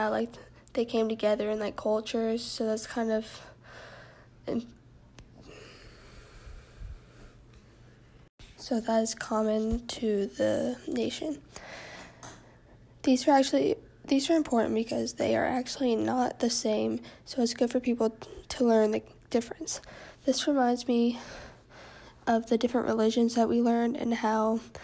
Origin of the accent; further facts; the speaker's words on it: Texas, United States; I'm from Texas